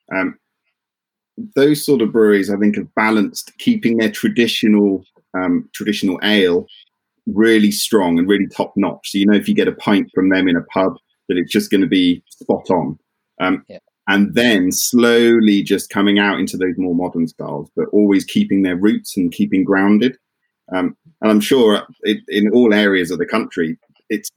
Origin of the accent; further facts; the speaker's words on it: Dartmoor, Devon, South West England, United Kingdom; moved away; also born or lived in Bristol; I grew up on Dartmoor in Devon